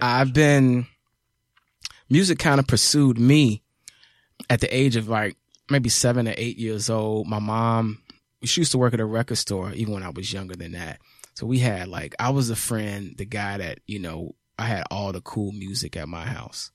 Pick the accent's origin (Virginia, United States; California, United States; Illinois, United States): Illinois, United States; Chicago; moved away as an adult; now in Atlanta, United States; I'm from the south side of Chicago, man, ninetieth and Cottage Grove, born and raised